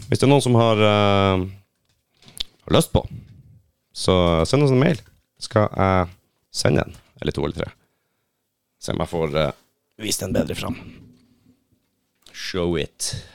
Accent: Finnmark, Norway; Jo, jeg kan relatere, jeg er fra Finnmark.

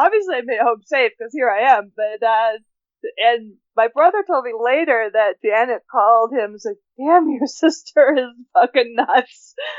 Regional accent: the West, United States; I'm from the West.

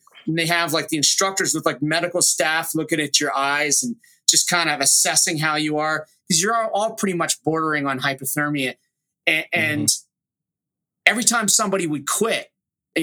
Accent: Delaware County, suburbs of Philadelphia, Pennsylvania, United States; moved away as an adult; I was from the East Coast, kind of a smaller suburb outside of Philly.

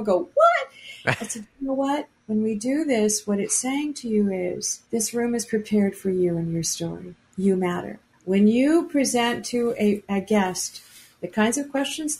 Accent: Anchorage, Alaska, United States; moved away; also born or lived in Seattle; When I was a little girl growing up in Anchorage

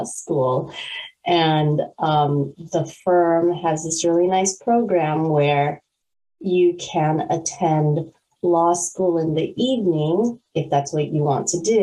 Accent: California, United States; moved away as an adult; also born or lived in North Carolina / Washington, District of Columbia, United States; now in Maryland, United States; I'm actually from California

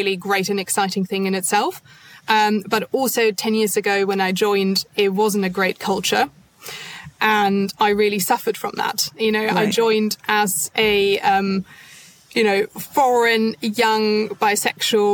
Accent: Germany; English is a second language; moved away as an adult; now in United Kingdom; I'm not actually from the UK, I'm from Germany

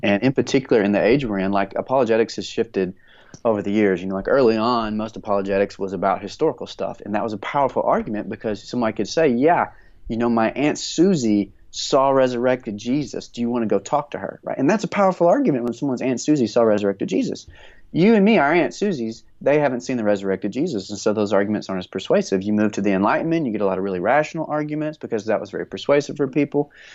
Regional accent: north of Houston, East Texas, United States; now in Central Texas, United States; raised a little bit north of, of Houston

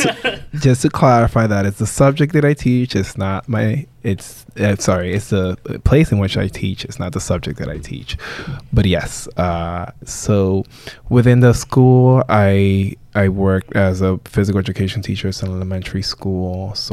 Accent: New York, United States; also born or lived in Dominican Republic; So I was born here in the Bronx, Jacoby Hospital to be exact. But my parents are from the Dominican Republic. In terms of being raised, I was raised actually part-time here in New York, but also in the Dominican Republic.

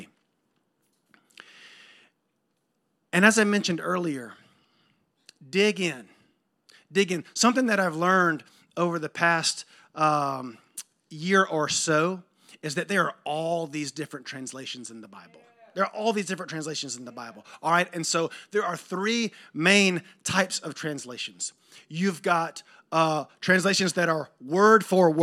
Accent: Thomasville, Georgia, United States; also born or lived in Jacksonville, Florida / Atlanta, Georgia / Nashville, Tennessee / Virgin Islands; now in Tallahassee, United States; I grew up in Thomasville, and I wound up in Tallahassee, but I moved around a lot.

